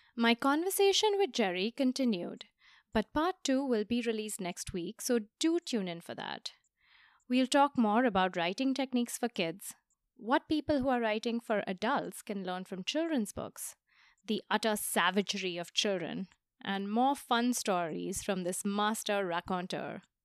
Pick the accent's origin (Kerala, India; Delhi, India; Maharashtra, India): Maharashtra, India; Mumbai; my hometown of Bombay